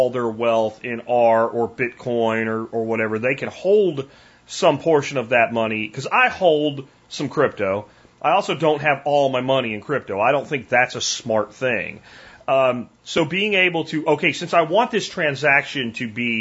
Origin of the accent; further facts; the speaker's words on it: Pennsylvania, United States; moved away; I'm from Pennsylvania